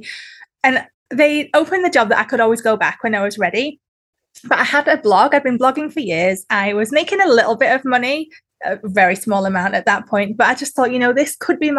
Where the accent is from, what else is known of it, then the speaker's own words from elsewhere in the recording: the north of England, United Kingdom; moved away as an adult; also born or lived in Sydney, Australia; now in Newcastle, Australia; where I'm from in the UK is Northern England